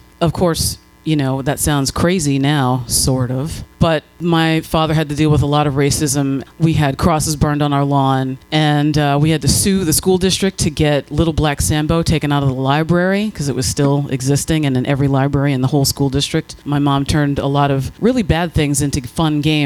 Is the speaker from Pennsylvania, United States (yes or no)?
yes; Allentown, Pennsylvania, United States; I grew up in Allentown, Pennsylvania